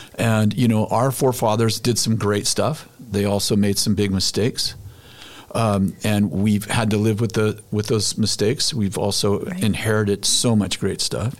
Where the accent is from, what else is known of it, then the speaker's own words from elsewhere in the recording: United States; I'm an American